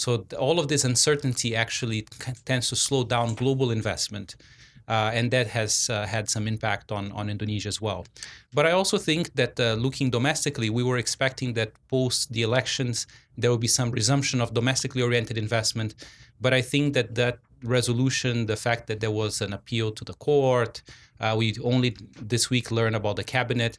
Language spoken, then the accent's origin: English; Brazil; moved away; I'm originally from Brazil